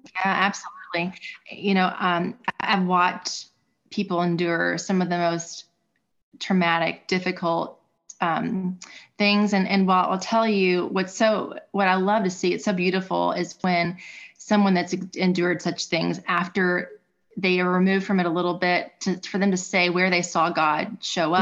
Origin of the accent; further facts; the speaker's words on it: Louisville, Kentucky, United States; I was born and raised in Louisville